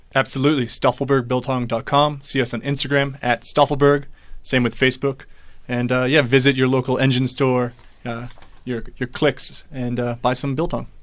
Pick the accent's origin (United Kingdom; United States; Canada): United States; accent: American; moved away as an adult; now in South Africa; as you can tell by my accent, I'm, I'm American, uh, but I've been here for five years, and I'm married to a local